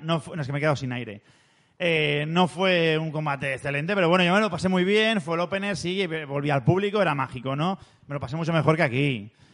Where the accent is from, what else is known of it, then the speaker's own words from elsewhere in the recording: Spain; nosotros somos de España